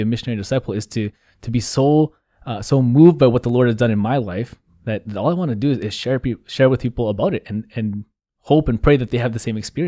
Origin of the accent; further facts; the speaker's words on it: Vancouver, British Columbia, Canada; So like you said, I grew up here in the Archdiocese of Vancouver. St. Patrick's Vancouver is my home parish. So I went to elementary and high school there.